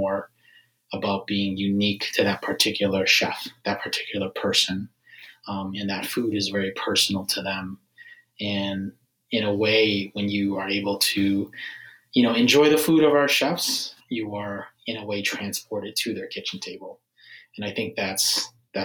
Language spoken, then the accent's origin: English; Minnesota, United States; moved away as an adult; now in Washington, D.C., United States; I grew up in Minnesota, and I was actually an engineer before starting Foodini